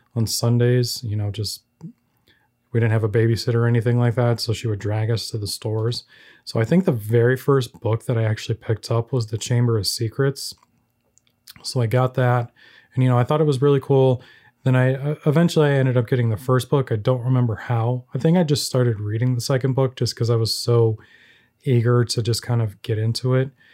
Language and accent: English; Chicago, Illinois, United States; I'm a filmmaker from the Chicagoland area